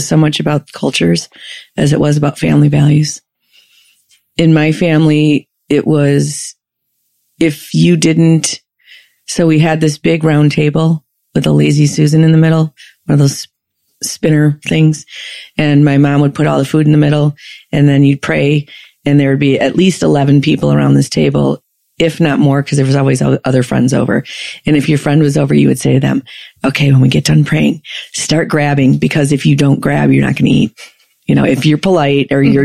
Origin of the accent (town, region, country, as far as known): Chicago, Illinois, United States; born or raised there